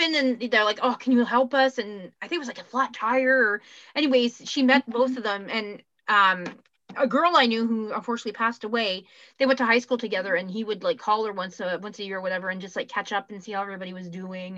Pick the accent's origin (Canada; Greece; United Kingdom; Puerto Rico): Canada; accent: Canadian; I'm still Canadian